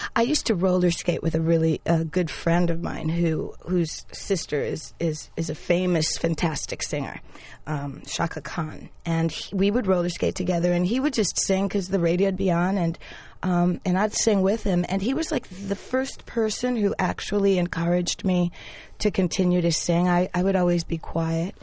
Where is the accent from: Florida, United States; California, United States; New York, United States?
New York, United States; also born or lived in Panama; I grew up in the West Village